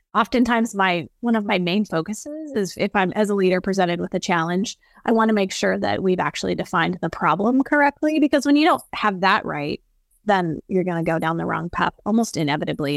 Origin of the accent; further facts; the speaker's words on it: the West, United States; raised on a cattle ranch, very tuned into the earth and water, especially 'cause I'm from the West